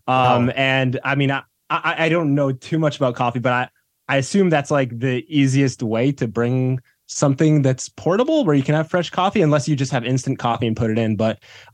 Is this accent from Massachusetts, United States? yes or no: yes; Boston suburbs, Massachusetts, United States; I grew up in the Boston suburbs.